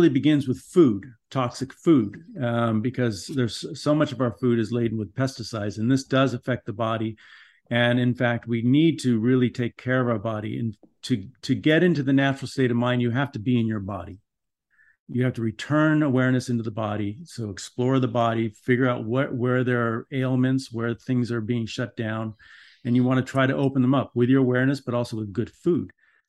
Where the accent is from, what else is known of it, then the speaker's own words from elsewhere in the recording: Los Angeles, California, United States; I grew up in Los Angeles in Van Nuys, you know, where there was riots, there were people were beating up on everybody.